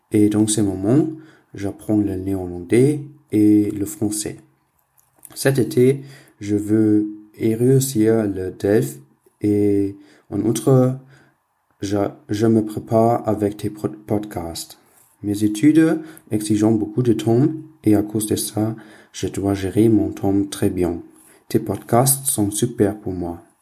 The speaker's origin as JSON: {"language": "French", "country": "Germany", "second_language": "French", "moved": "yes", "lives_now": "Maastricht, Netherlands", "said": "J'ai 19 ans et je viens d'Allemagne. Mais actuellement, j'habite à Maastricht dans les Pays-Bas."}